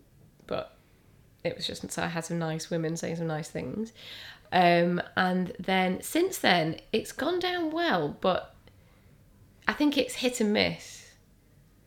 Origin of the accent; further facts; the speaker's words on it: the North, England, United Kingdom; I'm from the North